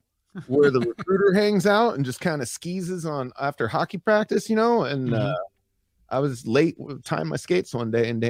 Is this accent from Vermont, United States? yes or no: yes; Vermont, United States; moved away as an adult; also born or lived in Kodiak, Alaska / Burlington, Vermont; now in San Diego, United States; So I grew up in Vermont. I was born in Alaska on Kodiak. My father was in the Coast Guard. He was a medic, and we were stationed there. And we moved when I was two.